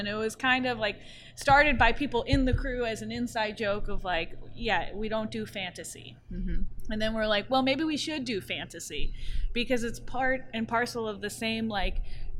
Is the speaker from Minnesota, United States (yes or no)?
no; New Orleans, Louisiana, United States; growing up in New Orleans